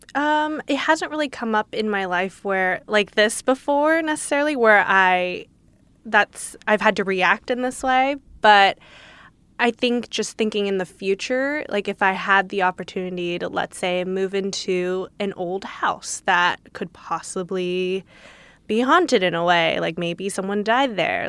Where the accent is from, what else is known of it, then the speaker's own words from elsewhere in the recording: Los Angeles, California, United States; I grew up in L